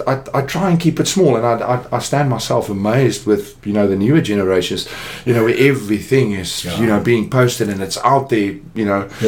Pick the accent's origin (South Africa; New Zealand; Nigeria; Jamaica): South Africa; Jeffreys Bay, Eastern Cape; born there; I was actually born in the Eastern Cape in a little nest of delight. I was born in Jeffreys Bay.